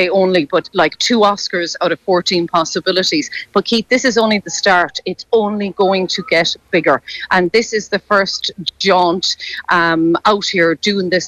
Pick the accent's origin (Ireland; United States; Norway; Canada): Ireland